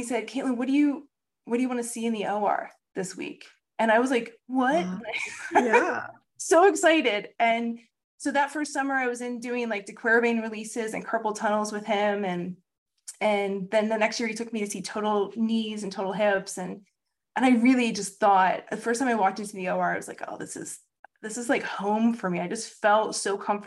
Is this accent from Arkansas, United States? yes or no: no; Maryland, United States; also born or lived in Pennsylvania; now in Delaware, United States; I was born in Pennsylvania, grew up in Maryland, but I've called Delaware my home for the last 10 plus years